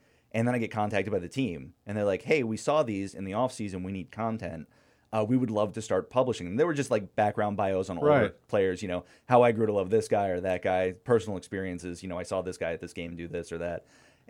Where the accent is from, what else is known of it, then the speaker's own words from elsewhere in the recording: Florida, United States; My family, like, I'm from Florida, but a couple years before that, the whole family was from Pittsburgh.